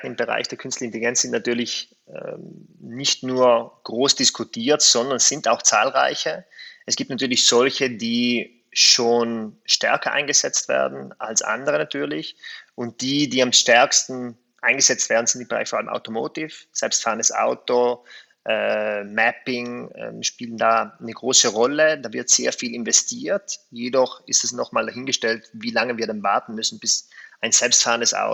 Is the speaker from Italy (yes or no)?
yes; South Tyrol, Italy; erstens bin ich Südtiroler, ich habe meine Wurzeln hier